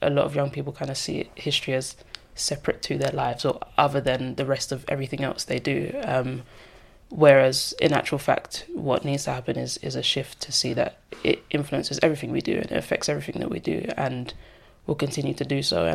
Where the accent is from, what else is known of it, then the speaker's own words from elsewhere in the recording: London, United Kingdom; I grew up in Walthamstow.